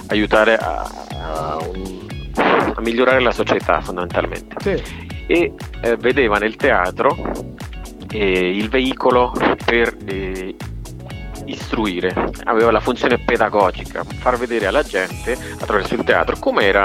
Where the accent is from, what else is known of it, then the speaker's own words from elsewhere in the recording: Cali, Valle del Cauca, Colombia; e, e, cresco negli anni 80-90 e poi nasco in una città molto molto particolare che è Cali.